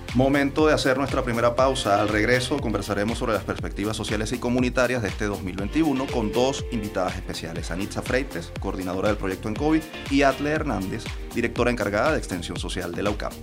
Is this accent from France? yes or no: no; Venezuela; como venezolanos